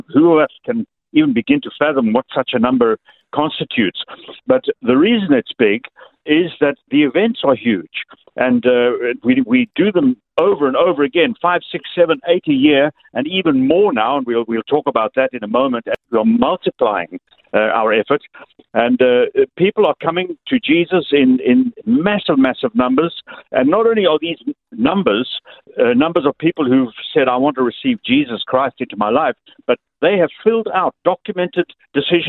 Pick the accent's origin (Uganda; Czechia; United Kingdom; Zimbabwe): Zimbabwe; accent: Zimbabwean; now in Orlando, United States; I was born in Zimbabwe and grew up there